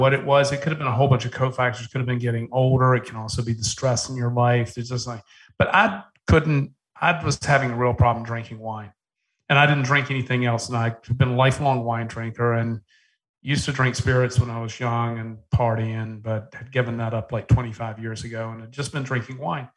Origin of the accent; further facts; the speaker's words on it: Charleston, South Carolina, United States; I was born in Charleston, South Carolina.